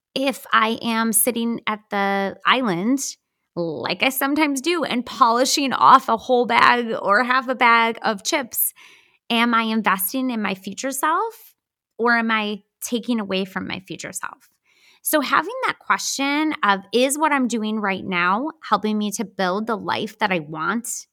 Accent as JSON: {"language": "English", "region": "Wisconsin", "country": "United States", "said": "We're from Wisconsin"}